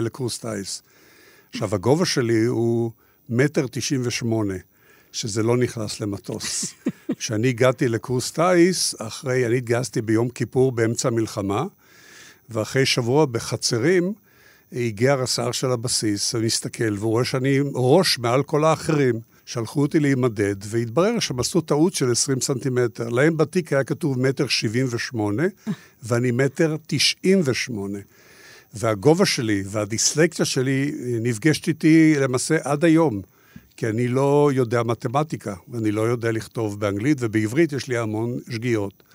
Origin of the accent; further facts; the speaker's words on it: Israel; אני גדלתי בקיבוץ בתור ילד עם המון המון בעיות